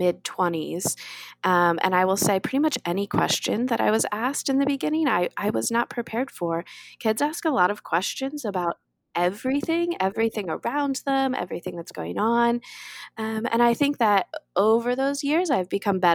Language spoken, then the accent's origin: English; Pittsburgh, Pennsylvania, United States; I'm from Pittsburgh, Pennsylvania